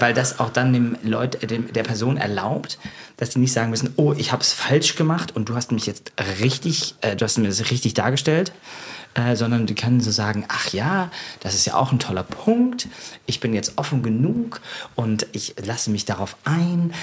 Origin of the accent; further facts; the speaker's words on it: Germany; accent: thick German; now in London, United Kingdom; mit meinem dicken deutschen Akzent